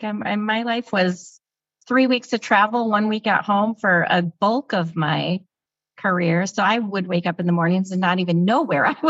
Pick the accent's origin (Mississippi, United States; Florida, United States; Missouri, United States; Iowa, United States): Iowa, United States; I'm in Iowa. I was born and raised in Iowa